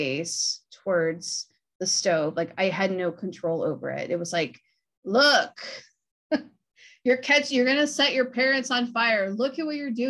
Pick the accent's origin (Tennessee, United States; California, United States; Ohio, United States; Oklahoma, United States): Ohio, United States; Akron; I'm from Akron